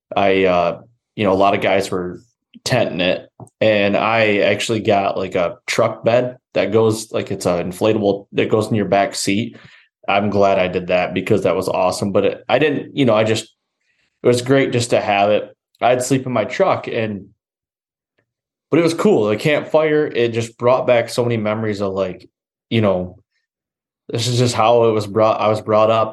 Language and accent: English; Michigan, United States; I grew up here in Michigan